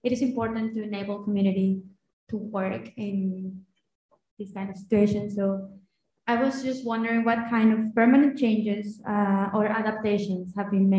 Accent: Mexico; moved away as an adult; now in London, United Kingdom; I'm from Mexico

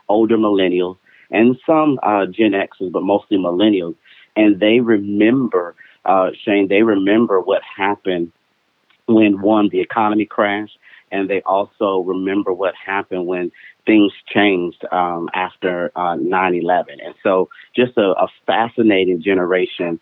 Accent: Buffalo, New York, United States; I was born in Buffalo, Buffalo, New York

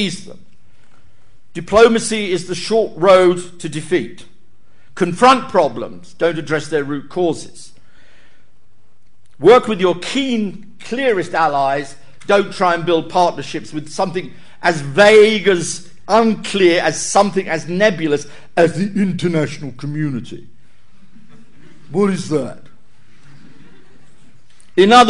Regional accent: United Kingdom; as a Brit

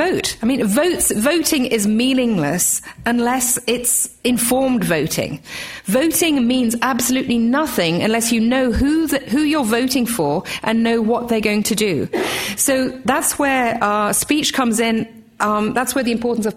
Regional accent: Australia; also born or lived in England; I'm Australian as well as English.

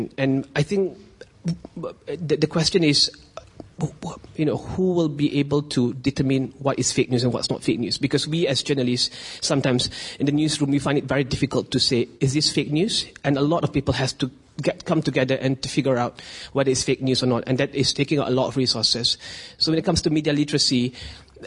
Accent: Malaysia; I'm a journalist. I'm from Malaysia.

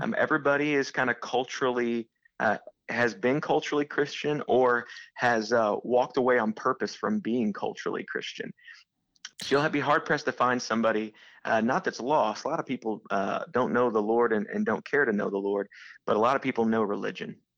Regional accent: Southeastern Illinois, United States; moved away as an adult; now in St. Louis, United States; I went to be a youth pastor back in my hometown. That burden never left me. And so a couple years into being a youth pastor in Southeastern Illinois

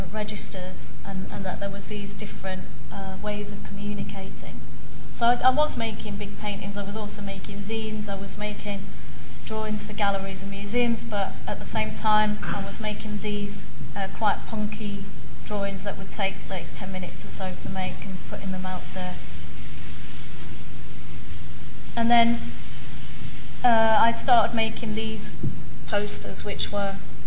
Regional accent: Yorkshire and the Humber, United Kingdom; now in London, United Kingdom; as a child growing up in West Yorkshire

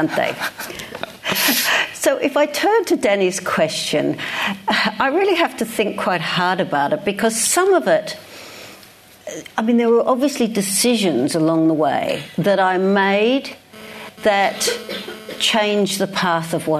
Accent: Melbourne, Victoria, Australia; accent: Australian; moved away as an adult; now in London, United Kingdom; a state school in Melbourne. You can hear, those of you that know will hear that I still have my Australian accent after all these years. So I went through high school

